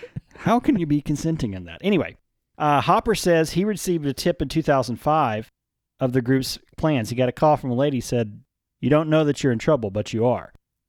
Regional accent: Wink, Texas, United States; Yeah. I grew up in Wink, which is 30 miles away

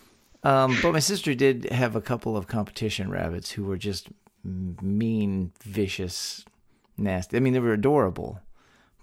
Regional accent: Texas, United States; born or raised there

